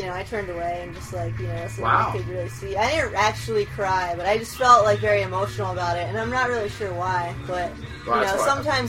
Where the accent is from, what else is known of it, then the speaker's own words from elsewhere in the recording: Newville, Pennsylvania, United States; I'm originally from a little town called Newville, Pennsylvania.